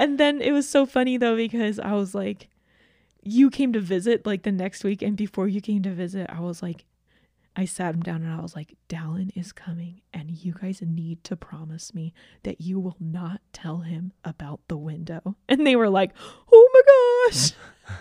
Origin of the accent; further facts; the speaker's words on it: Georgia, United States; moved away; I grew up in Georgia.